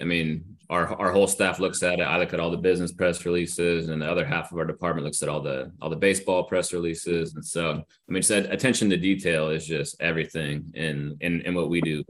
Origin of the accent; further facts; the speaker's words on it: Northern California, United States; I grew up in Northern California, but my parents are from San Diego